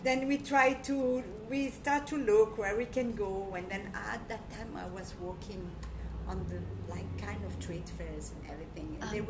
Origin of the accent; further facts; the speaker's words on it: Belgium; moved away as an adult; also born or lived in Morocco (ancestry); now in Bali, Indonesia; So I grew up the most part of my life in Belgium.